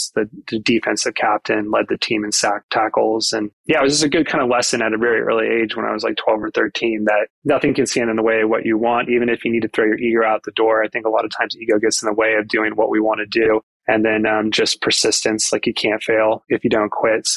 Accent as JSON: {"language": "English", "region": "Arizona", "country": "United States", "tie": "born or raised there", "also_born_or_lived": "Los Angeles", "moved": "as an adult", "lives_now": "Australia", "said": "I grew up in Arizona"}